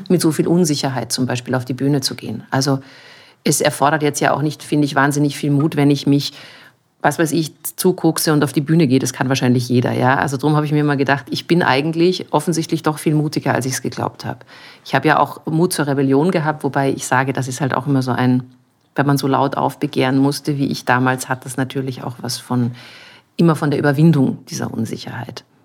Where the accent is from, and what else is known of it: Munich, Bavaria, Germany; born or raised there; now in Vienna, Austria